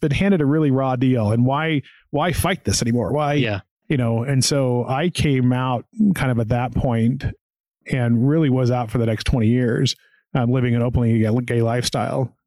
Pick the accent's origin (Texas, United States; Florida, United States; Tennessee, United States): Tennessee, United States; small town outside Knoxville; I'm from a small town in Tennessee outside of Knoxville, Tennessee, and so was born and raised there